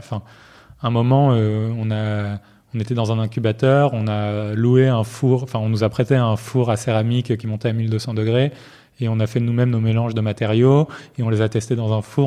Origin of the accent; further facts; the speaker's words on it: Marseille, Provence-Alpes-Côte d'Azur, France; moved away as an adult; also born or lived in Paris; j'ai grandi à Marseille